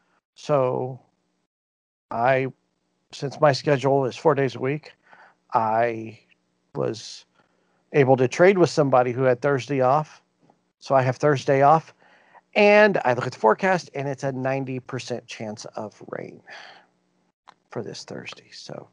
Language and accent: English; Indiana, United States; we're all from Indiana in the small.